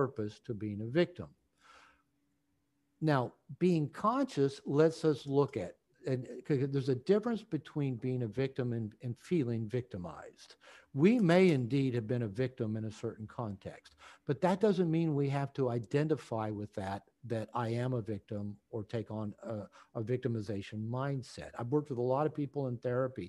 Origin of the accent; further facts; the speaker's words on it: Bellevue, Washington, United States; I grew up in Bellevue